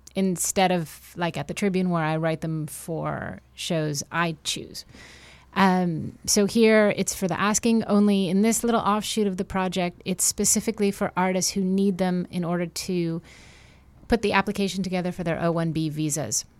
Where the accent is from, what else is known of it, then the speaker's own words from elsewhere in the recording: Montreal, Quebec, Canada; moved away; also born or lived in New York; I'm from Montreal